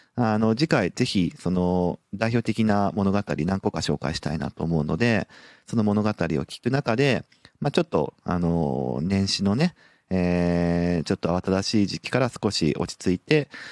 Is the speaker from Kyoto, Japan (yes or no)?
no; Sapporo, Hokkaido, Japan; now in Nagoya, Japan; もともと北海道札幌市の出身